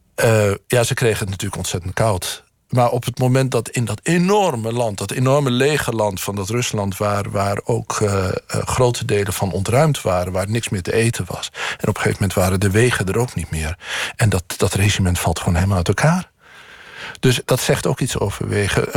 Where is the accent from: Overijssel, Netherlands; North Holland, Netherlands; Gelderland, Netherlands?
Overijssel, Netherlands; Boekelo; van Boekelo, waar ik ben opgegroeid, naar de Utrechtse Heuvelrug